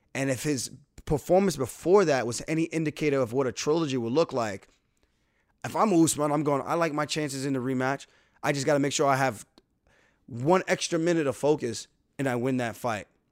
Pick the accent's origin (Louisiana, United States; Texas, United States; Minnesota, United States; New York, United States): New York, United States; I never once said I wasn't from New York